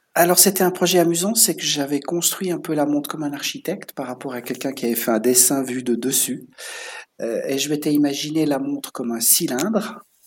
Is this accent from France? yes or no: no; Switzerland; also born or lived in La Chaux-de-Fonds; j'ai grandi en Suisse. Et ce qu'on doit savoir, c'est que je, viens de la région de la montagne, en mhm. Suisse, de l'altitude